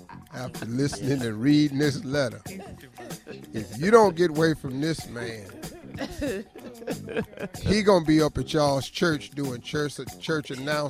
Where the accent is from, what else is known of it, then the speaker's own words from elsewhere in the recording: Cleveland, Ohio, United States; I'm telling you, I'm from Cleveland.